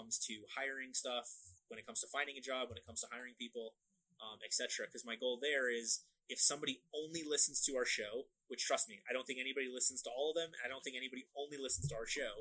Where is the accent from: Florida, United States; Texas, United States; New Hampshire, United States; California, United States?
Florida, United States; I'm from Florida, I am dressed for the beach at any given time